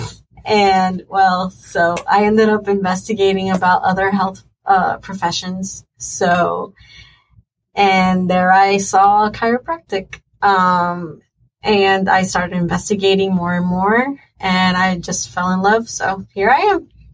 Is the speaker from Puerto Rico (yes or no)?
yes; Mayagüez, Puerto Rico; I am from Mayagüez, Puerto Rico